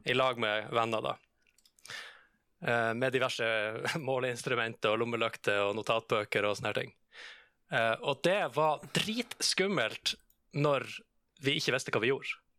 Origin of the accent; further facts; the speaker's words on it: Troms, Norway; accent: Midt-Troms dialect; du hører jo min dialekt. Uh, eneste forskjellen på den dialekta som er fra Midt-Troms